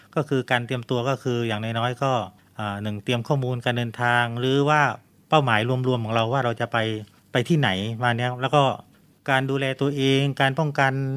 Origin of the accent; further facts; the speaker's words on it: Southern Thailand, Thailand; now in Bangkok, Thailand; ผมเป็นคนใต้